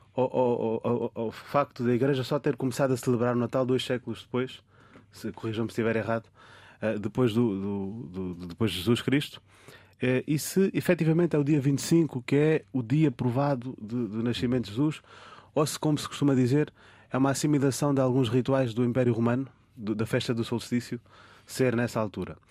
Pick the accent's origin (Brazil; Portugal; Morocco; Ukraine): Portugal; como português que já cá nasci e cresci também